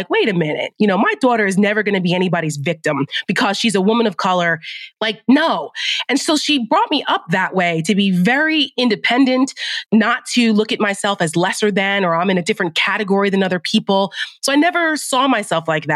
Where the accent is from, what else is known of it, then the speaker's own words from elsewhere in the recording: New Jersey, United States; we grew up in North Jersey, 15 minutes outside New York City